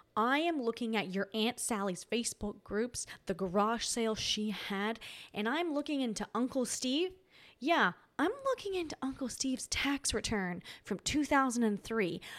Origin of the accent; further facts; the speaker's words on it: Tasmania, Australia; I'm from Tasmania. And Tasmanians are very Tasmanians are very nice